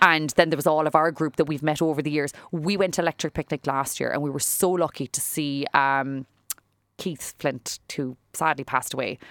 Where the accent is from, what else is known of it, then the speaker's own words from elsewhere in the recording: Fermoy, Munster, Ireland; moved away as an adult; also born or lived in Cork; I was a girl from Fermoy. right? I was from, like, a s, like, the town of Fermoy, and I was here in the big city